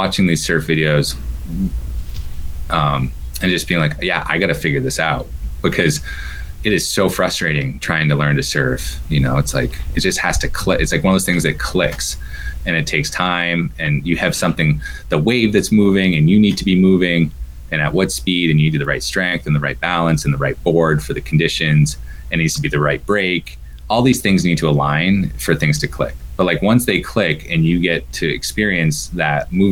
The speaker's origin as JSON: {"language": "English", "area": "Mount Washington Valley", "region": "New Hampshire", "country": "United States", "tie": "born or raised there", "also_born_or_lived": "San Diego, California", "moved": "yes", "said": "since I moved from San Diego back to my hometown, home area in the Mount Washington Valley here in 2014."}